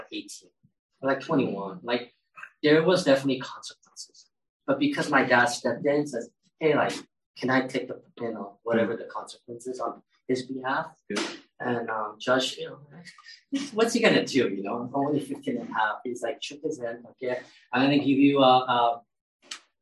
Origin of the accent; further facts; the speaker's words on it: California, United States; English is a second language; I grew up in California